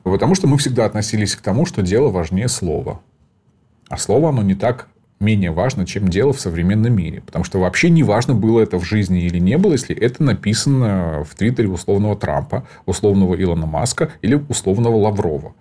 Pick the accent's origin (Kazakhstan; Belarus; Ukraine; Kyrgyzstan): Ukraine; Donbas; moved away; я сам из Донбасса, я понимаю мотивацию, родился там